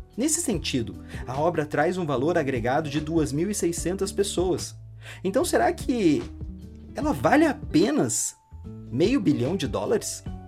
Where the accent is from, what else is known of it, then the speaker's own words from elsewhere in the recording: Brazil; Eu, como brasileiro